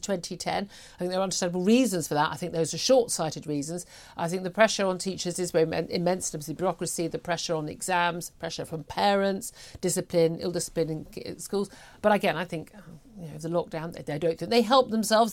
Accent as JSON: {"language": "English", "country": "United Kingdom", "said": "we're British"}